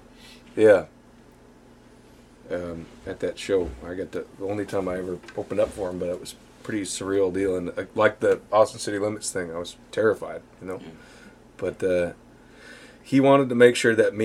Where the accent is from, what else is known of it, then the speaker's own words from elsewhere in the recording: Southwest Saskatchewan, Canada; I'm from this little place you never heard of in Southwest Saskatchewan